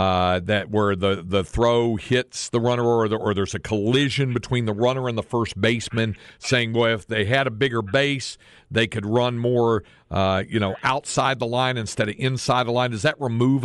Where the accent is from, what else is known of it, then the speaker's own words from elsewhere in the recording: North Carolina, United States; Where I grew up in North Carolina, for a while when I was a little kid, well into my teens, all we got was the NBC baseball game of the week